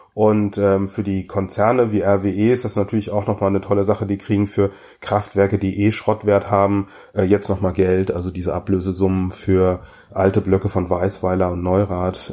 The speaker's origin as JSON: {"language": "German", "region": "North Rhine-Westphalia", "country": "Germany", "tie": "born or raised there", "said": "bin ich in der Schule groß geworden im Rheinland"}